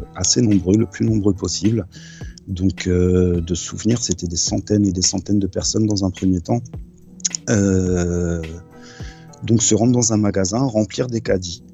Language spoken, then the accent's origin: French; France; je suis français